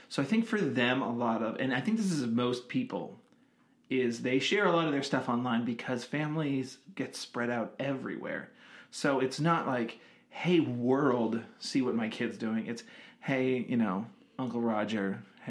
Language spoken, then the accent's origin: English; Massachusetts, United States; now in Los Angeles, United States; And I live here in LA, but we're from Massachusetts.